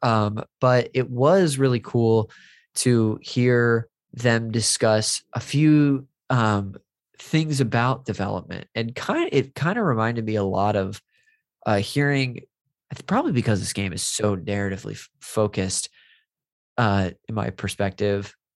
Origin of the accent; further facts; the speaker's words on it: Modesto, California, United States; moved away; my hometown when I was visiting uh, Modesto